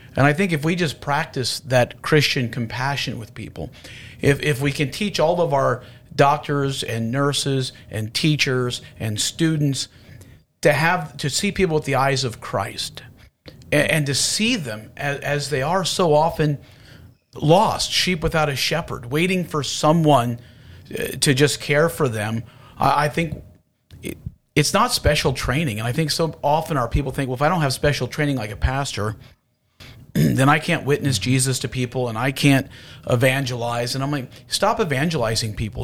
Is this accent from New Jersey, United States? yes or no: no; Houston, Texas, United States; I'm from Houston